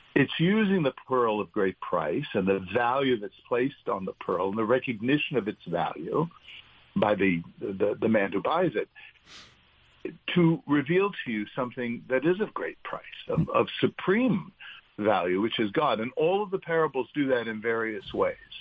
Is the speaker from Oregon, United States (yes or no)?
no; New York City, New York, United States; growing up in New York.